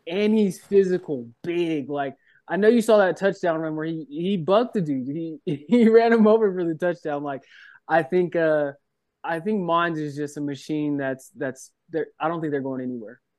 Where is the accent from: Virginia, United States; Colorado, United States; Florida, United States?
Colorado, United States; I grew up in Colorado